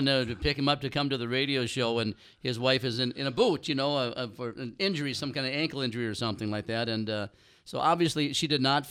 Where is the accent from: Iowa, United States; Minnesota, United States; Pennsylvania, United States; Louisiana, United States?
Minnesota, United States; I'm from Minnesota